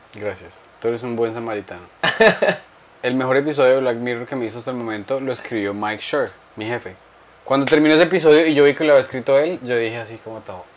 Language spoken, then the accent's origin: Spanish; Boyacá, Colombia; yo soy boyacense